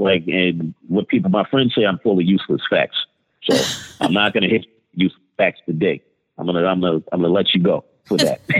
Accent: New York City, New York, United States; also born or lived in Baltimore, Maryland; now in Tampa, United States; I grew up between in Brooklyn and in Baltimore.

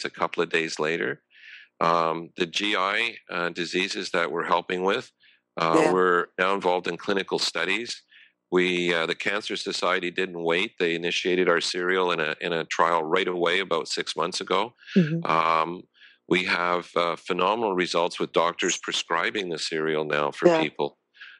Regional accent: Montreal, Quebec, Canada; I grew up outside of Montreal, and apple orchards were next door

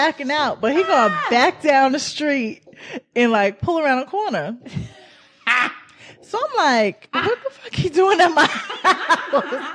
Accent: New York, United States; I'm from New York

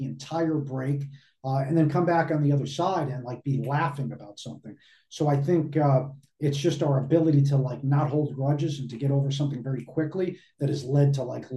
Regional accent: Northeast, United States; I grew up in the Northeast, listening to Mike and the Mad Dog.

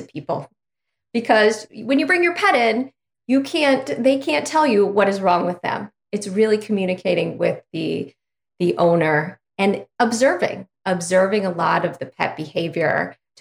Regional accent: Ohio, United States; I'm from Ohio, little town in Ohio

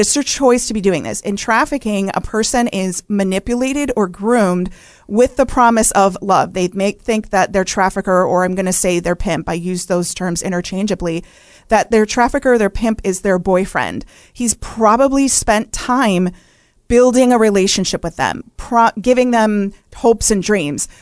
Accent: Wisconsin, United States; I grew up in Wisconsin

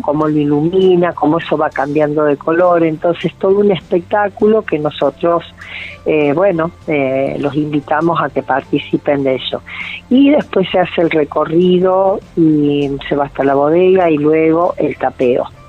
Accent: Córdoba, Argentina; moved away; Nosotros somos una familia de Córdoba

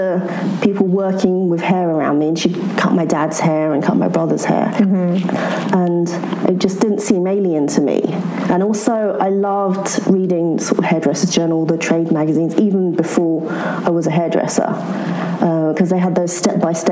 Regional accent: London, United Kingdom; I grew up in London

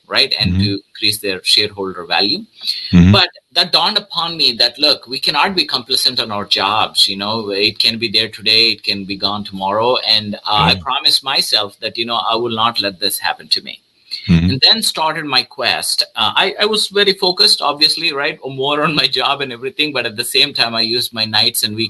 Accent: South India, India; moved away as an adult; now in United States; I'm originally from India, South India.

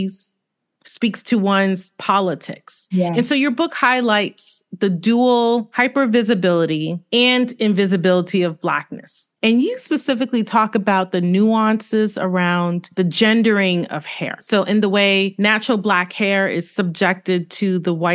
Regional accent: New York City, New York, United States; I'm from Brooklyn

